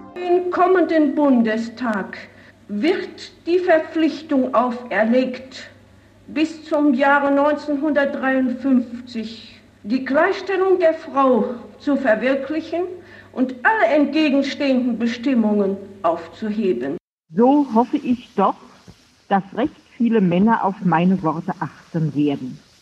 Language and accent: German; Landkreis Regen, Bavarian Forest, Germany; zu Hause in meiner Heimat, äh, als ich als CSU-Kreisvorsitzende äh, kandidierte